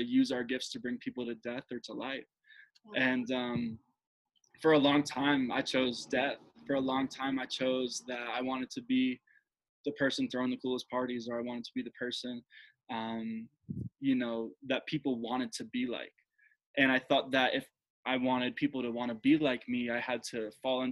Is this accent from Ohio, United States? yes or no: no; Jersey Shore, New Jersey, United States; moved away as an adult; also born or lived in Denver, Colorado; I grew up in Jersey, at the Jersey Shore